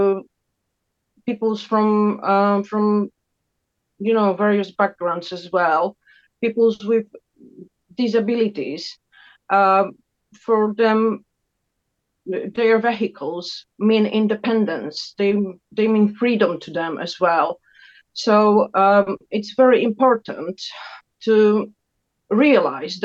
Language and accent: English; Poland; moved away; also born or lived in Bristol; I'm originally from Poland